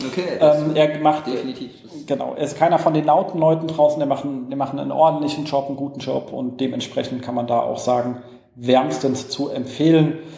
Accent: Berlin, Germany; Also für uns als Berliner, Straßenreinigung.

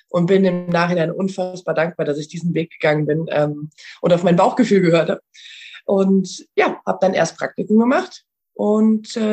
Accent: Rhineland, Germany; moved away as an adult; now in Vienna, Austria; Ich bin ja vor zehn Jahren nach Wien gegangen. Ich komme ursprünglich aus, äh, aus dem Rheinland und äh, bin vor zehn Jahren ausgewandert

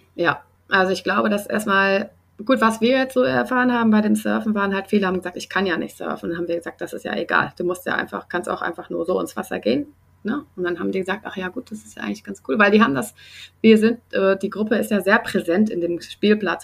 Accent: Germany; now in Sydney, Australia; bei uns in Deutschland

